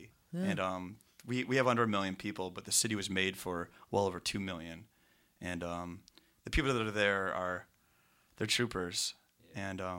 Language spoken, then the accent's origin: English; Michigan, United States; accent: Michigan nasal; my Michigan nasal accent is hard to pick out